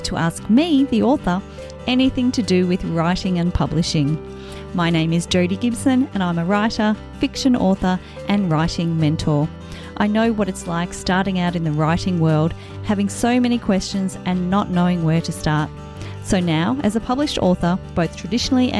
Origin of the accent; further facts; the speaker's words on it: Australia; I'm an Australian author of contemporary women's fiction